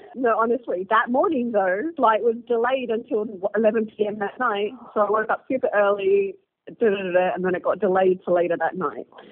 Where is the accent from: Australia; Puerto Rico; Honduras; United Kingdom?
Australia; now in Nairobi, Kenya; I'm Egyptian Australian, but I live in Nairobi